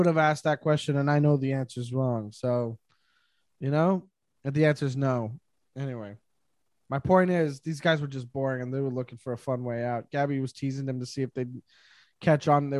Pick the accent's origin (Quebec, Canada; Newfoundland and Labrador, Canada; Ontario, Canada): Quebec, Canada; Montreal; I grew up in Montreal.